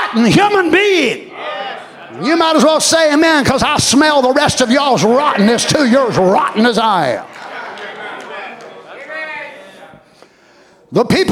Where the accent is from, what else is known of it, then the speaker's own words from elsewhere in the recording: United States; as American people